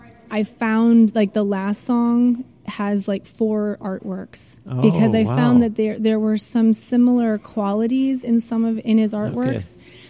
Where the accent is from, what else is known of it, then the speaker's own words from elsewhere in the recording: Algoma, Wisconsin, United States; moved away as an adult; also born or lived in Baltimore, Maryland; now in California, United States; I'm from Wisconsin, small town, Algoma, Wisconsin, which is about 25 miles east of Green Bay